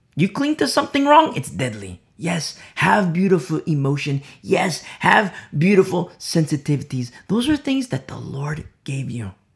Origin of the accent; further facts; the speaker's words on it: United States; I'm American. And I teach presently from America